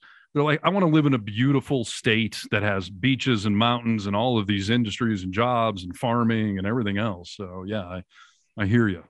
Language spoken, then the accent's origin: English; Midwest, United States; now in California, United States; growing up in the Midwest